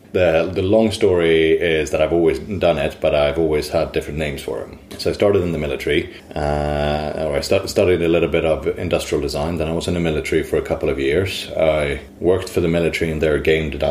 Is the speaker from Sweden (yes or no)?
yes; Sweden; now in London, United Kingdom; I'm originally from Sweden. Today I work for Digitas in London